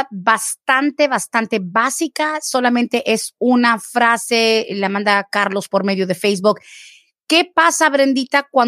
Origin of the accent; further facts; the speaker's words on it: Guatemala; Yo soy de Guatemala, entré indocumentada